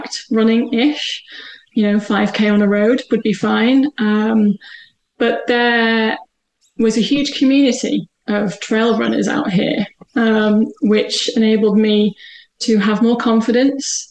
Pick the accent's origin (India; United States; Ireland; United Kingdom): United Kingdom; the Northwest, North West England; moved away as an adult; I'm originally from the Northwest.